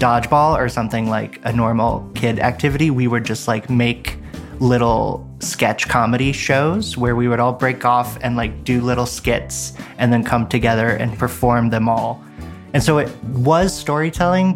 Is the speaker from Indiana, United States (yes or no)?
no; Stuart, Florida, United States; I grew up in Florida. I grew up in Stuart, Florida, which is right near the big lake in the middle